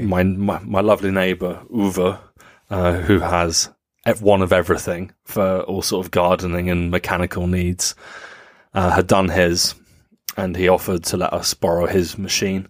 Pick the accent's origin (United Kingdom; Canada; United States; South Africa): United Kingdom; England; now in Germany; as an Englishman